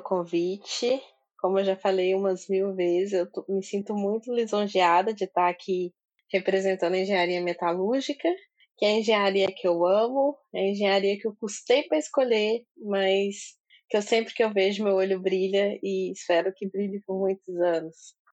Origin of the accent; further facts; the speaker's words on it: Minas Gerais, Brazil; Eu sou mineira